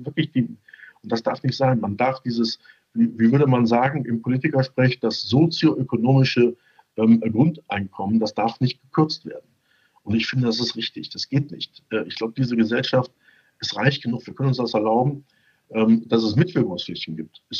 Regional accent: Düsseldorf, North Rhine-Westphalia, Germany; ich bin ja als Düsseldorfer äh, leidgeprägt im Fußball.

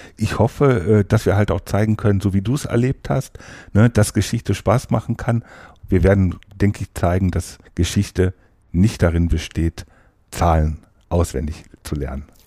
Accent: Wesel, North Rhine-Westphalia, Germany; moved away as an adult; now in Hannover, Germany; Eigentlich komme ich vom Niederrhein aus Wese.

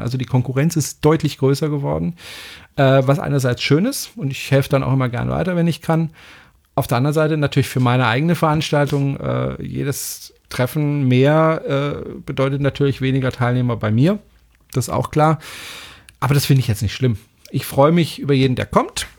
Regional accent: France; now in Germany; ich bin Franzose

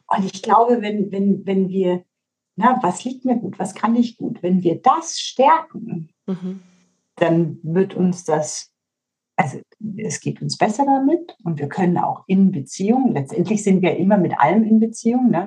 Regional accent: Bavaria, Germany; bei uns in Bayern

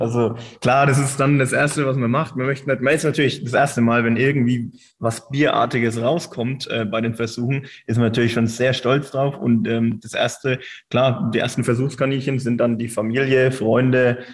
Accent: Reckendorf, Bavaria, Germany; ich komme aus Reckendorf ursprünglich

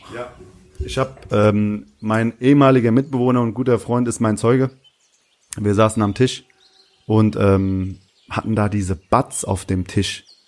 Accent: Hanau, Hesse, Germany; also born or lived in Aschaffenburg / Bavaria; now in Berlin, Germany; ich bin in Hanau groß geworden

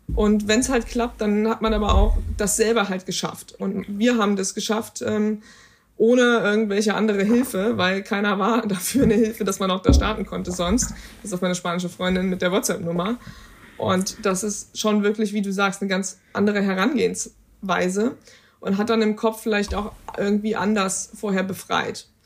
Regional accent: Germany; wir kommen aus Deutschland

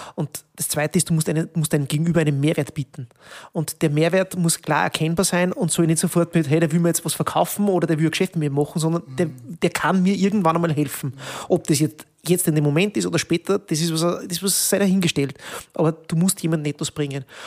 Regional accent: Peuerbach, Upper Austria, Austria; moved away as an adult; now in Linz, Austria; ich bin ja gebürtiger Bodischler

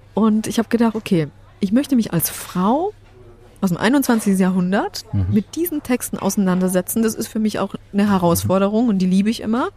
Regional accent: Germany; German is a second language; also born or lived in Poland; musste ich die deutsche Sprache erlernen mit neun

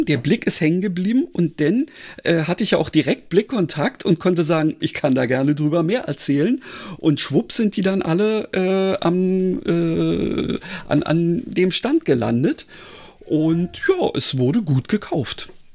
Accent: Berlin, Germany; als Berliner

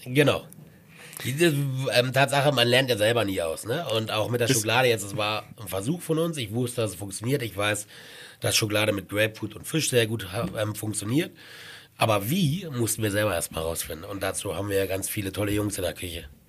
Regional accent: eastern Germany, Germany; moved away as an adult; also born or lived in Dresden / Kitzbühel / Sylt; now in Garmisch-Partenkirchen, Germany; Also ich komme jetzt aus dem Osten

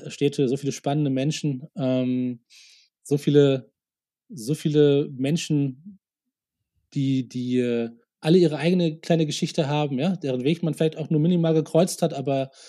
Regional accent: Munich, Bavaria, Germany; so, ja, wo kommst du denn her? Und ich so, ja, aus München.

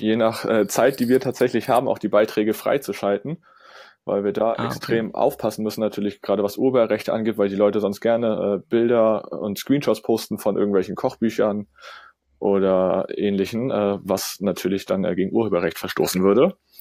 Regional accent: Kiel, Schleswig-Holstein, Germany; komme ich aus Kiel

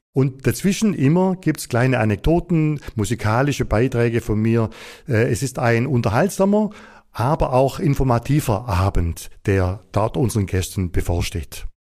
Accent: Upper Swabia, Baden-Württemberg, Germany; die Geschichte meiner Heimat, die Geschichte Oberschwabens

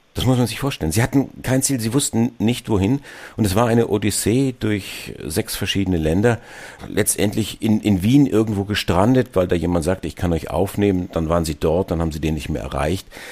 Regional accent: Germany; Auch wir als, als Deutsche

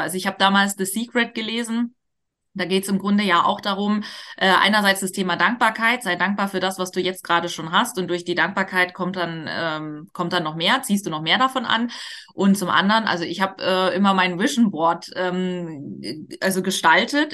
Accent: Hamburg, Germany; ich komme auch aus Hamburg

